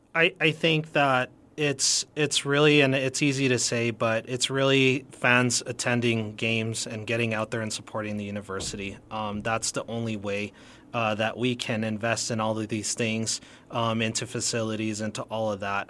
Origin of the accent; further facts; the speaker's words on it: El Paso, Texas, United States; I've been, uh, born and raised in El Paso